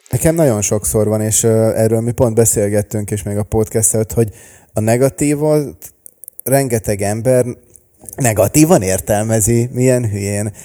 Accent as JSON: {"language": "Hungarian", "region": "Budapest", "country": "Hungary", "tie": "born or raised there", "also_born_or_lived": "Los Angeles, United States", "said": "én Budapesten születtem és nőttem fel"}